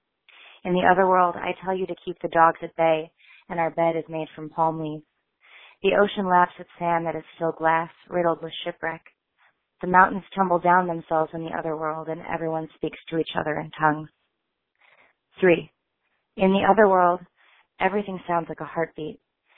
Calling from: Chicago, Illinois, United States; I'm calling from Chicago, Illinois.

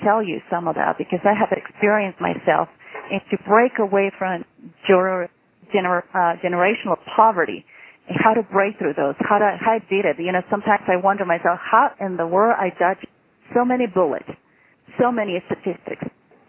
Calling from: Cortez, Colorado, United States; I'm calling you from Cortez, Colorado. We are in the Four Corners area

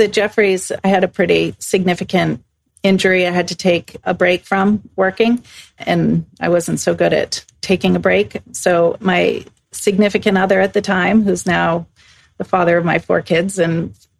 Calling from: Stockholm, Stockholm County, Sweden; I'm calling in from Stockholm, Sweden, and thanks for having me on.

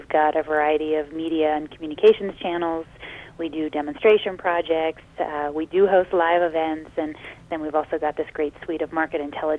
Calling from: Colorado, United States; I am in the mountains of Colorado near Telluride in the southeastern part, and it is snowing here

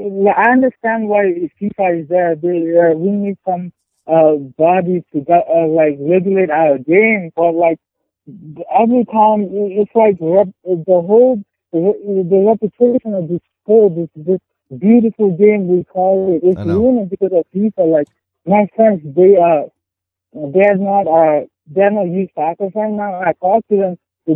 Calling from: Baltimore, Maryland, United States; Hey, I'm … from Baltimore.

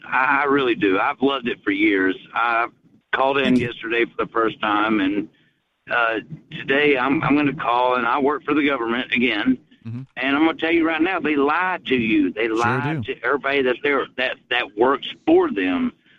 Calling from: Chattanooga, Tennessee, United States; from Chattanooga.

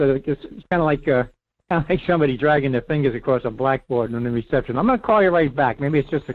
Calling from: Rhode Island, United States; It's … in Rhode Island.

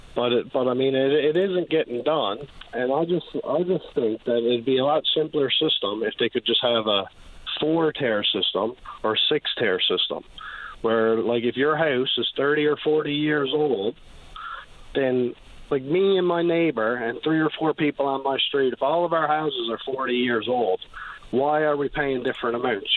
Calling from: Clarenville, Newfoundland and Labrador, Canada; I'm calling from Clarenville

